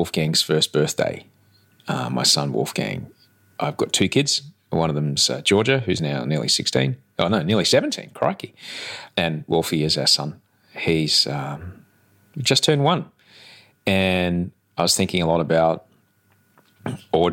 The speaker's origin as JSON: {"language": "English", "town": "Sydney", "region": "New South Wales", "country": "Australia", "said": "I'm from Sydney, Australia, but right now I'm in Melbourne, Australia"}